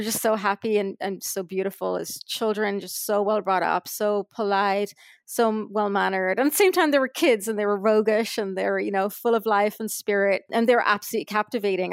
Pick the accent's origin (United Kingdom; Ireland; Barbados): Ireland; now in Los Angeles, United States; I was from Ireland